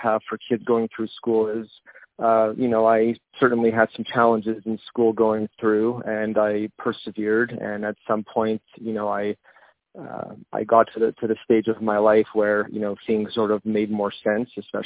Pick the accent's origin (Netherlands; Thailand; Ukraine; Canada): Canada; Montreal, Quebec; moved away as an adult; also born or lived in Côte Saint-Luc; now in Pennsylvania, United States; as a Canadian, you know, born and raised in Montreal for half my life and then moved to the United States